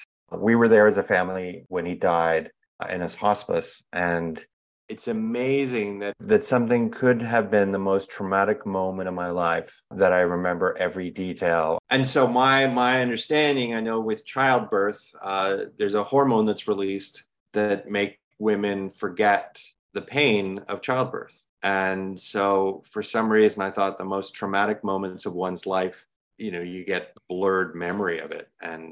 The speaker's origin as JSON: {"language": "English", "region": "England", "country": "United Kingdom", "tie": "born or raised there", "said": "We grew up in England."}